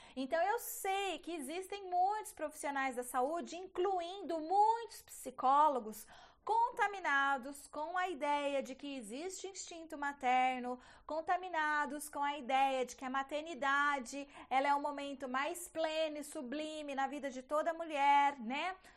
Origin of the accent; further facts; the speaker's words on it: Bauru, São Paulo, Brazil; eu sou de uma cidade do interior de São Paulo, chama Bauru a minha cidade.